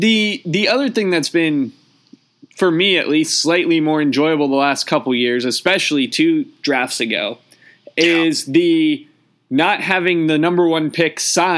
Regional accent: United States; as an American

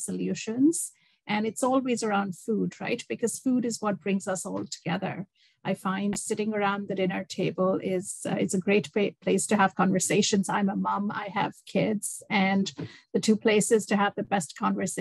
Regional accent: India; moved away as an adult; also born or lived in Dubai, United Arab Emirates; now in Toronto, Canada; I grew up in India, and I traveled around India with my dad and my family.

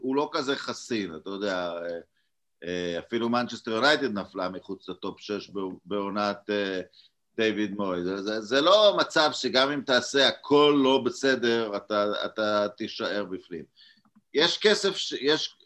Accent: Israel; now in Hungary; כישראלים אה, יש לנו, וגם כמי שגר בהוגריה

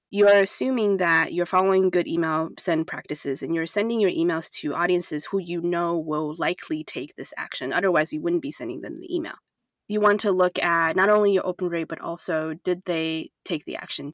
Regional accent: Taiwan; now in United States; I grew up in Taiwan where higher education is essentially fully accessible to people

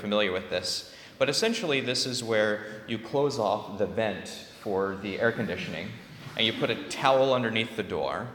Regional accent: California, United States; I'm from California

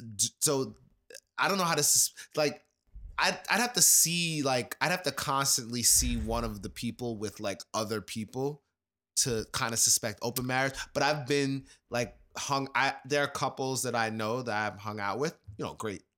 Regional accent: New York, United States; this is New York. I grew up in New York

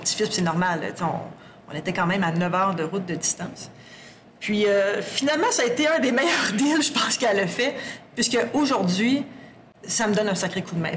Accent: Sherbrooke, Quebec, Canada; moved away as an adult; also born or lived in Bas-Saint-Laurent / Lac-Saint-Jean; now in Abitibi-Témiscamingue, Canada; Je suis native de Sherbrooke native de Sherbrooke

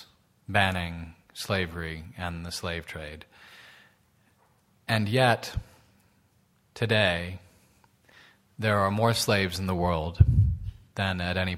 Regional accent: New York, United States; my hometown of New York

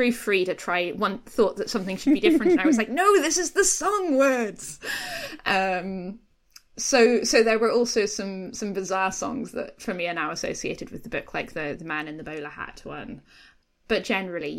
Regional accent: Scotland, United Kingdom; I grew up in Scotland

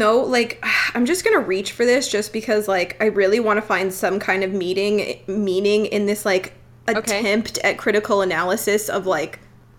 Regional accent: Alberta, Canada; also born or lived in Edmonton; We're from Alberta.

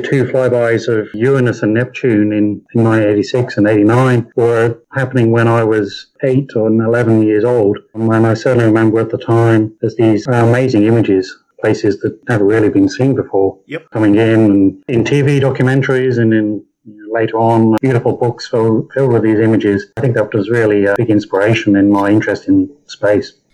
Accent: Coventry, West Midlands, United Kingdom; moved away as an adult; also born or lived in Cambridge; now in Australia; grew up in Coventry, right in the middle of England

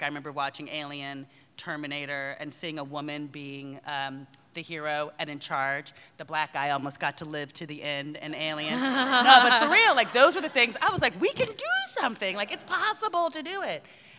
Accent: New Jersey, United States; I'm an army brat. And I, when growing up in Jersey, I mean, it's sort of like I tell the story quite a bit.

